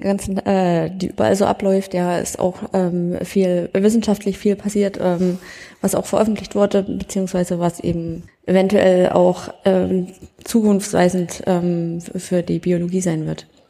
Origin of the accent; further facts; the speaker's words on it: Thuringia, Germany; ich komme nur aus Thüringen, aber nicht aus der Ecke